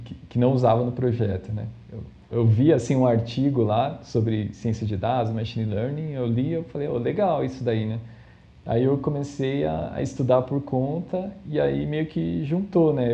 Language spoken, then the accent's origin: Portuguese; São Paulo, Brazil; eu sou de São Paulo, né? É, da, da, capital aqui, da cidade de São Paulo mesmo